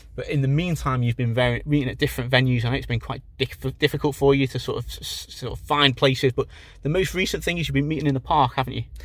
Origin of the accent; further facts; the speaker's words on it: Liverpool, North West England, United Kingdom; we're from Liverpool way in the north